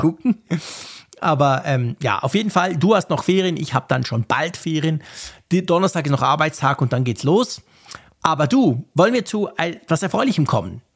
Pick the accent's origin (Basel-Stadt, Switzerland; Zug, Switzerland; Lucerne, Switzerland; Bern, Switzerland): Bern, Switzerland; wir Berner